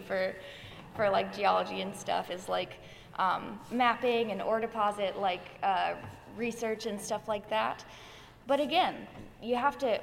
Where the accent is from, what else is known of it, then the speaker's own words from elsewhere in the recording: Atlanta, Georgia, United States; I grew up in Atlanta